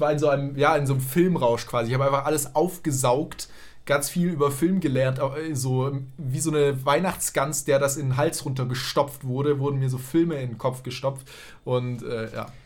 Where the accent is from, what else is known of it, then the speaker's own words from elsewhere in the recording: Tübingen, Baden-Württemberg, Germany; moved away as an adult; also born or lived in Berlin; von Tübingen, wo ich aufgewachsen bin